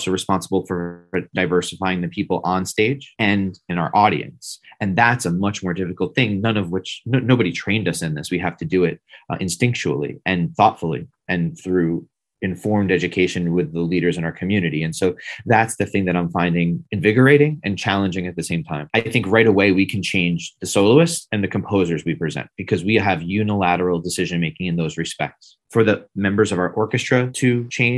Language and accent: English; 5 minutes outside of New York City, United States; moved away as an adult; also born or lived in Washington, D.C.; I grew up 5 minutes outside of New York City